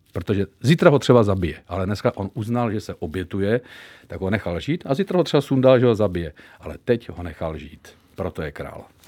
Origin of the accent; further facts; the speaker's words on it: Zlín, Zlín Region, Czechia; já jsem švec, samozřejmě z Lín, takže jako máme tam baťu